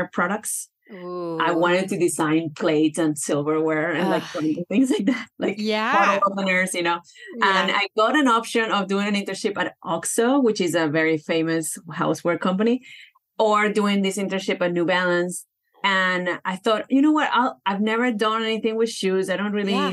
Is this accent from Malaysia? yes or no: no; Venezuela; moved away as an adult; also born or lived in upstate New York; now in Long Beach, United States; Well, I am from Venezuela. I was born and raised there